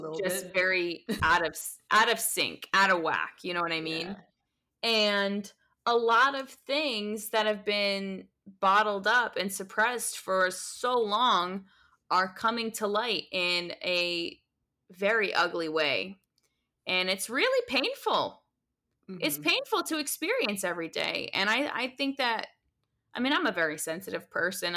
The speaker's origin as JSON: {"language": "English", "country": "United States", "said": "being American"}